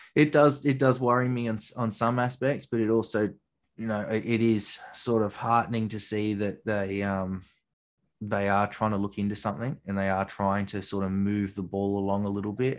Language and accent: English; New South Wales, Australia; ACT is a tiny little town in the middle of my home state